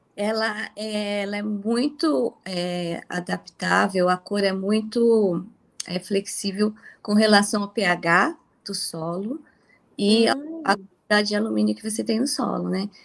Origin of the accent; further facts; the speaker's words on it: São Paulo, Brazil; also born or lived in Mirandópolis; aos dois anos de idade eu saí de Mirandópolis, meus pais vieram para São Paulo, né? Eles produziam no interior é, e, e em São Paulo eu cresci